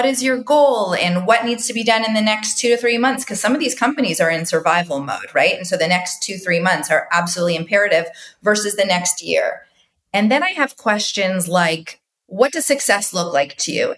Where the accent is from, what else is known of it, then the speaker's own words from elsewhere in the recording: Toronto, Ontario, Canada; now in United States; I go back to my Canadian roots. I always think about the core interrelational nature of growing up in Toronto